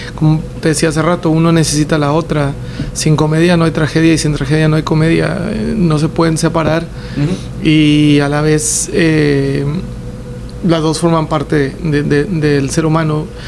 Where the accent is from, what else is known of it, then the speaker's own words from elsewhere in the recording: Mexico; los tres somos mexicanos